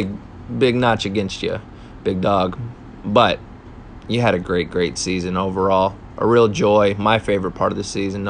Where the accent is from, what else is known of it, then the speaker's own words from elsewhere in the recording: Detroit, Michigan, United States; to see the commish in my hometown